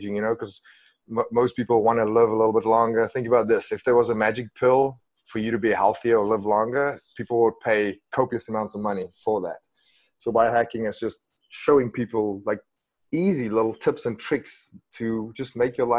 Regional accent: Western Cape, South Africa; English is a second language; moved away; I grew up in a tiny little village outside of Cape Town

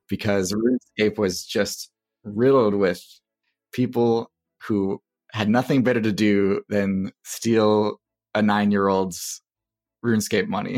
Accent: Wisconsin, United States; also born or lived in Durham, North Carolina / Texas; We moved to Wisconsin, and that is where I end up growing up

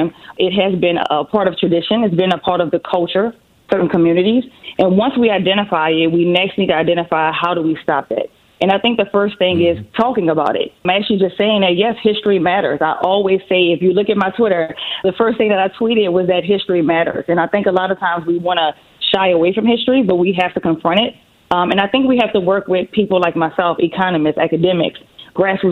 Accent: New Orleans, Louisiana, United States; I'm from New Orleans. So that's where the beautiful accent comes from.

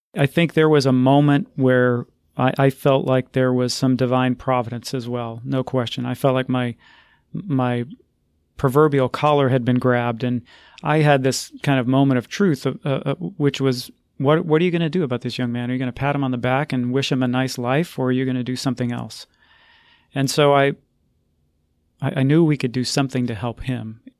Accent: Texas, United States; my home state, the state of Texas

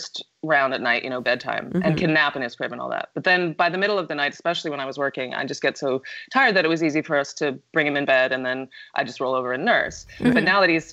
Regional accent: New York, United States; I'm from New York

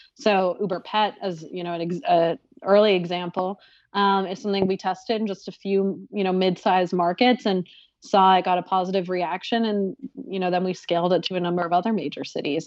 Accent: Boston, Massachusetts, United States; now in New York City, United States; I live in New York City now, but I'm from the Boston area

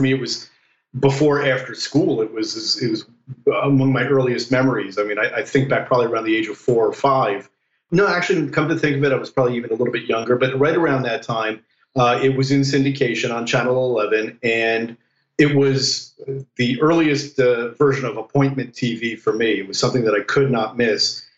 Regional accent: New Jersey, United States; I grew up in New Jersey, so you know we were in the New York uh, uh media sphere

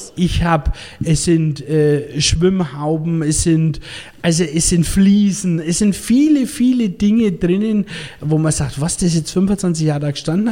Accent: Bavaria, Germany; als Bayer

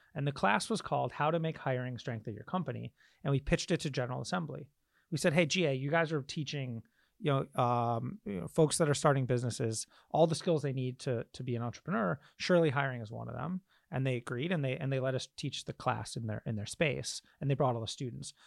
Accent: Michigan, United States; I grew up in Michigan

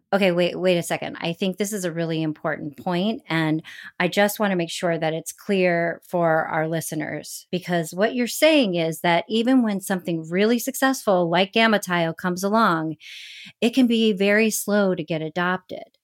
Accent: Orrville, Ohio, United States; I grew up in Orville, Ohio

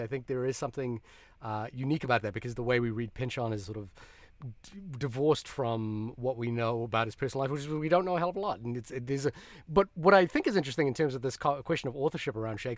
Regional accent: Fiji; also born or lived in New Zealand; I'm from New Zealand and then originally from Fiji.

